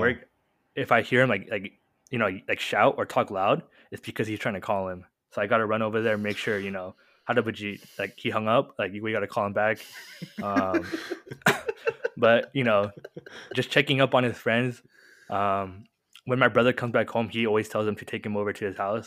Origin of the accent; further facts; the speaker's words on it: Murrieta, California, United States; born and raised in Murrieta, uh, I'm pretty sure most listeners don't know where Murrieta is, but next to Temecula